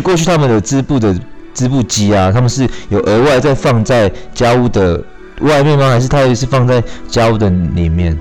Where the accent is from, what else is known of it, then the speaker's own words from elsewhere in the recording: Shuiyuan Village, Hualien County, Taiwan; 那我是来自水源村的泰鲁格族